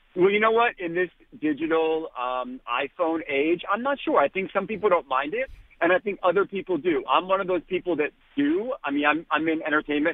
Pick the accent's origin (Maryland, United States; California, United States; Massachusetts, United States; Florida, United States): Massachusetts, United States; Boston; now in New York, United States; I'm from Boston. My entire family is like diehard Red Sox fans